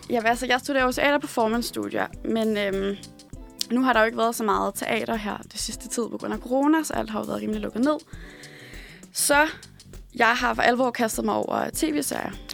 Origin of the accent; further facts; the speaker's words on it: Odense, Southern Denmark, Denmark; moved away; og så er jeg fra Odense, øh, eller som fra Odense City, som vi siger derovre